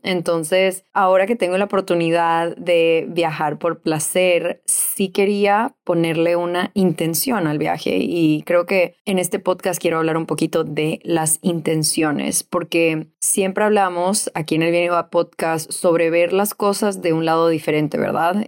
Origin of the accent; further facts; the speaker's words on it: Ecuador; moved away as an adult; also born or lived in Venezuela; Yo de los 18 a los 28 me mudé, viví en diferentes países, mis papás se quedaron en Ecuador